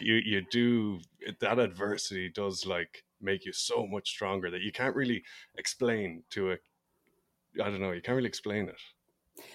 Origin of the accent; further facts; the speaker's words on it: Ireland; I'm from Ireland